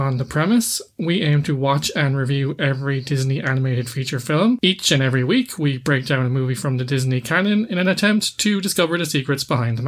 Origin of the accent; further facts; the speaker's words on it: Cork, Munster, Ireland; we hail from Cork.